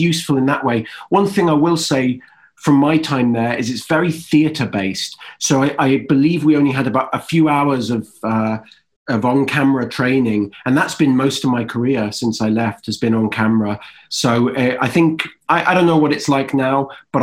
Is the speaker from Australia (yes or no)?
no; Wales, United Kingdom; moved away as an adult; also born or lived in England; now in United States; I'm born in England and then I grew up in Wales.